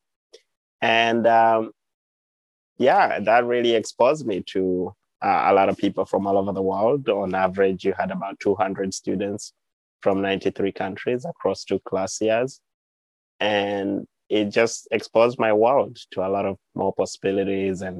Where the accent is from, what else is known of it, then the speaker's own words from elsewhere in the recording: Uganda; moved away as an adult; also born or lived in Montezuma, New Mexico; now in United States; my own journey growing up in Uganda